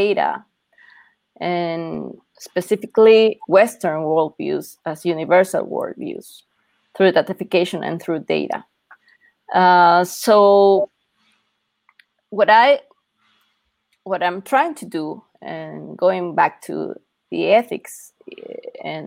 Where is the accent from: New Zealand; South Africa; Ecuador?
Ecuador; now in Mexico City, Mexico; I'm based in Mexico City, but I'm originally from Ecuador.